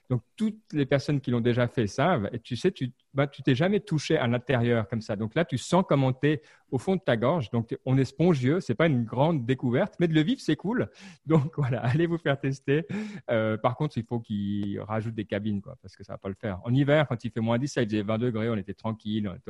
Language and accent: French; France; Moi, je suis français